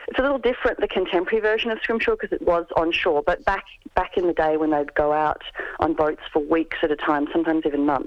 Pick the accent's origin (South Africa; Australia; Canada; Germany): Australia; Albany, Western Australia; I grew up in Albany, which was a whaling town before I was born.